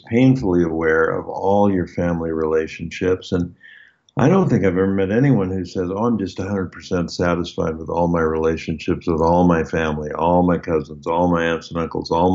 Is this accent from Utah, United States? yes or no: yes; Logan, Utah, United States; moved away; my hometown up in Logan, Utah